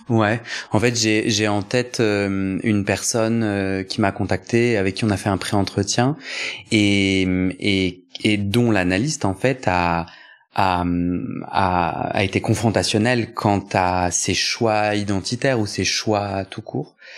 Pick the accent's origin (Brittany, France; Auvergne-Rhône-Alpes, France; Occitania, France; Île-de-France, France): Île-de-France, France; Versailles; moi j'ai grandi à Versailles